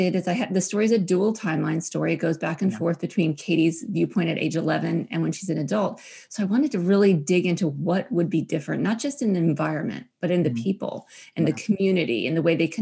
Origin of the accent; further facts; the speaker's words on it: Maryland, United States; now in New England, United States; I grew up in Maryland